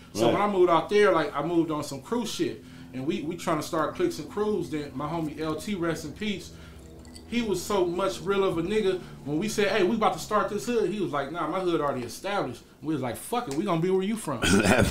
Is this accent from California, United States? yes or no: yes; Bellflower, California, United States; I'm from Bellflower. I'm from 706 Hustlers.